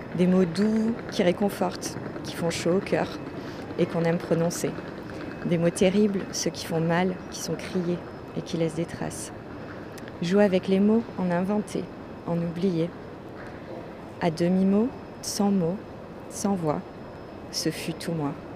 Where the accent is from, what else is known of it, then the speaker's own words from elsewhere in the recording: France; first language French; moved away as an adult; also born or lived in Australia; j'avais énormément de mal à m'adapter à mon pays natal